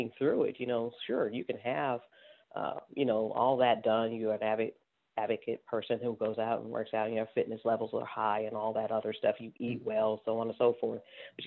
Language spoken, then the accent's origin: English; Cleveland, Ohio, United States; I'm from an inner city, you know, I'm from Cleveland, Ohio. I'm a baby of the 70s, you know, so coming through during those times was a little challenging